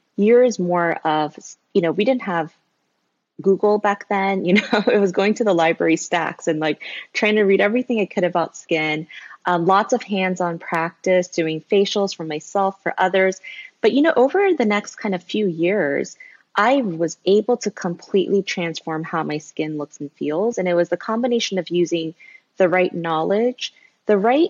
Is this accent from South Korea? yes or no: yes; South Korea; moved away as an adult; now in United States; I was born in Korea. Then I moved to the States when I was a little baby. And then I actually moved back to Korea when I was finishing up elementary school. So I grew up in Korea all the way until college when I moved back to the US.